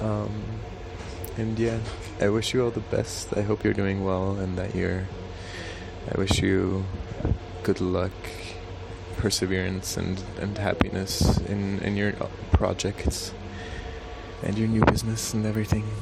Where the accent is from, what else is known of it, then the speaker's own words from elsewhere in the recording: Switzerland; I'm from Switzerland.